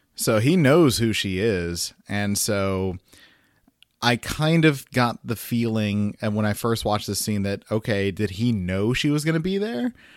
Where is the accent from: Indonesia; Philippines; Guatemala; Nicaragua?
Guatemala; Catholic and Guatemalan